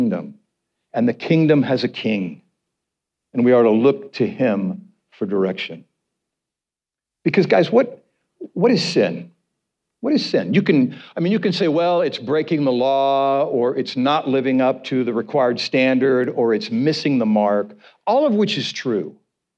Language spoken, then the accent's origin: English; United States; we as American Christians